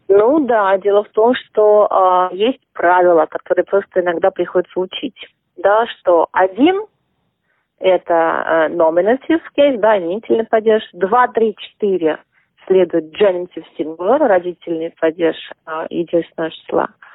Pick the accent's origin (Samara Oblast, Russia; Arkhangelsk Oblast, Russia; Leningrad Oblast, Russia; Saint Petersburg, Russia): Saint Petersburg, Russia; now in Australia; Я родилась и выросла в Петербурге.